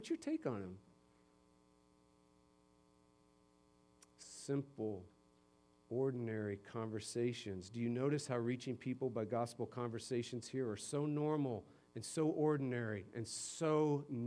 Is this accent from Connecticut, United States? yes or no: yes; Simsbury, Connecticut, United States; moved away; my hometown up in Simsbury, Connecticut